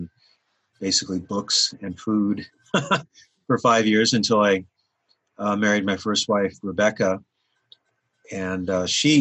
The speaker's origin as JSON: {"language": "English", "town": "Anchorage", "region": "Alaska", "country": "United States", "tie": "born or raised there", "moved": "yes", "said": "I was born and raised in Alaska, was born in Anchorage, Alaska"}